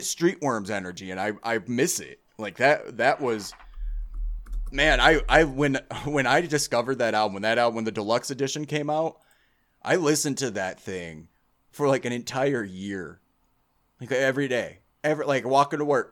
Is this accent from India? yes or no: no; United States; I'm American.